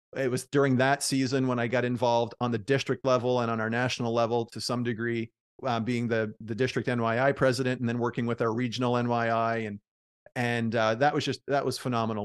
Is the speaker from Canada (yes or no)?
yes; Prince Edward Island, Canada; moved away; also born or lived in Oxford; I'm from Prince Edward Island, and I never thought I'd move back